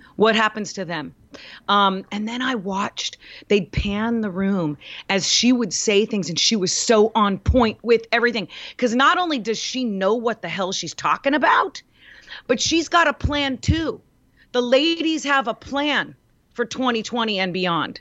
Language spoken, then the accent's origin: English; United States; I'm an American